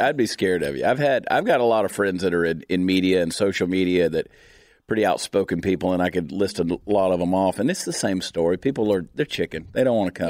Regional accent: Augusta, Georgia, United States; moved away as an adult; also born or lived in Alabama; now in Texas, United States; I grew up in Augusta, Georgia

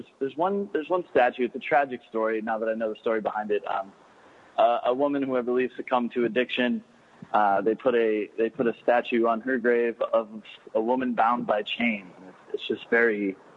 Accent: Michigan, United States; also born or lived in Chicago / Bay Area, California; now in Key West, United States; So I grew up in Michigan.

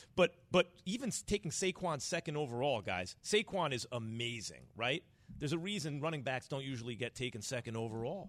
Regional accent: New York, United States; born and raised in New York

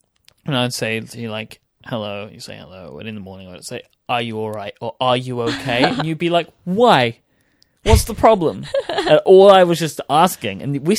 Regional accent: London, United Kingdom; So this is Cockney rhyming slang, which I don't know why it originated, but where I grew up in East London, basically people spoke in like a pseudo code to each other.

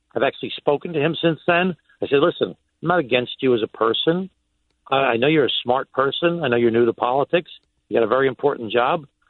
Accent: Glen Cove, New York, United States; I was the mayor of a small city in my hometown, Glen Cove

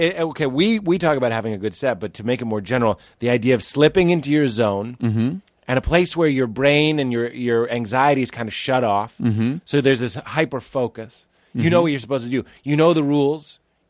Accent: Boston, Massachusetts, United States; moved away as an adult; also born or lived in Chicago; I lived in Chicago. I'm from Boston. And I lived in Chicago for 3 years.

